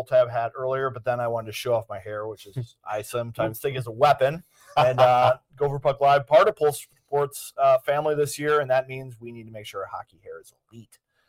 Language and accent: English; Eden Prairie, Minnesota, United States; also born or lived in Edina; I grew up in Eden Prairie and I grew up in Edina